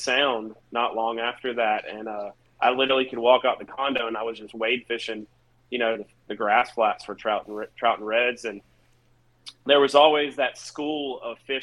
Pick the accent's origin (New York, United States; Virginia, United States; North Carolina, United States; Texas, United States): North Carolina, United States; moved away; I'm from North Carolina. I moved here like 15 years ago.